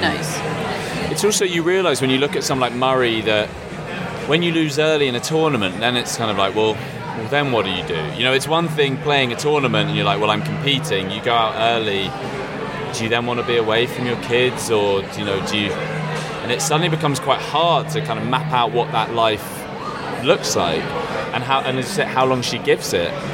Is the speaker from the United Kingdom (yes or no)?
yes; United Kingdom; as a British person